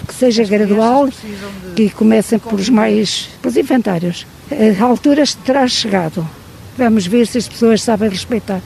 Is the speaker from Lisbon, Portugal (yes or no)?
no; Penedono, Viseu, Portugal; Eu sou natural do Conselho de Penedono, um, fiz cá o meu nono ano